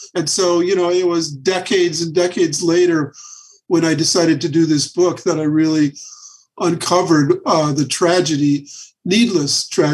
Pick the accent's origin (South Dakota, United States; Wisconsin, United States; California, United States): Wisconsin, United States; I grew up in Wisconsin.